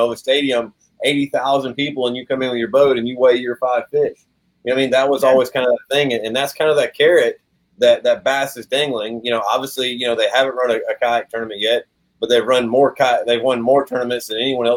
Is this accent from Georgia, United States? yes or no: yes; Georgia, United States; my home state here in Georgia